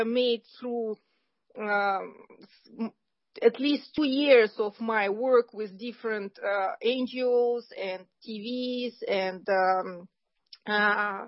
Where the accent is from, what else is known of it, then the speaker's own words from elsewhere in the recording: Kazakhstan; moved away; I was born in Kazakhstan